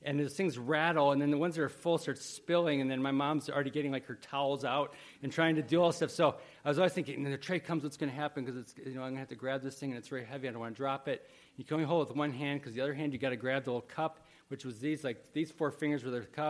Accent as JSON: {"language": "English", "town": "Wheaton", "region": "Illinois", "country": "United States", "tie": "born or raised there", "said": "I grew up in Wheaton, Illinois, and there was a million churches there"}